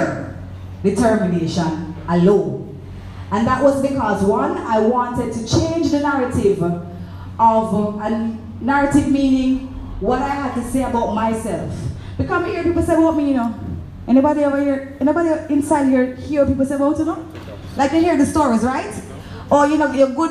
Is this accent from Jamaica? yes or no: yes; Clarendon, Jamaica; I'm from Clarendon